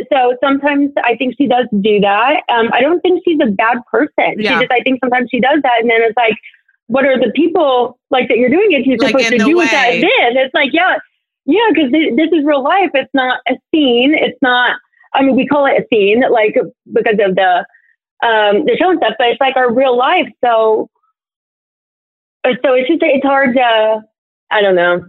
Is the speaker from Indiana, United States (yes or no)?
yes; Indiana, United States; moved away; I was raised in Indiana